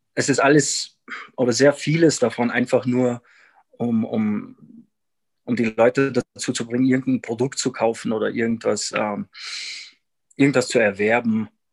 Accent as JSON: {"language": "German", "region": "Salzburg", "country": "Austria", "moved": "as an adult", "lives_now": "Quito, Ecuador", "said": "ich komm aus, aus Salzburg, Österreich und lebe seit bald drei Jahren hier in, in Quito in Ecuador."}